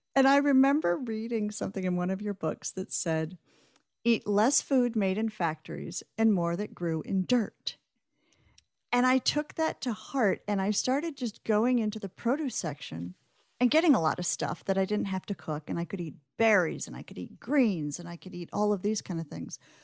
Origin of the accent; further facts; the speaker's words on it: Omaha, Nebraska, United States; I grew up in Omaha in the nineteen